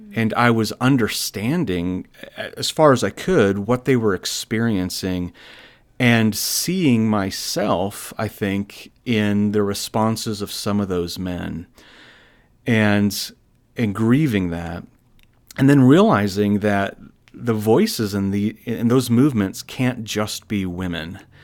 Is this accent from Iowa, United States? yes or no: yes; Iowa, United States; I'm a native of Iowa